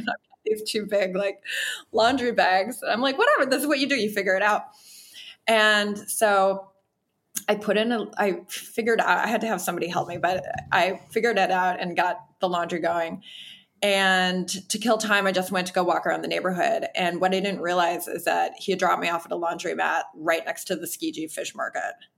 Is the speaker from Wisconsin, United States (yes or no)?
yes; Wisconsin, United States; now in Los Angeles, United States; I'm from Wisconsin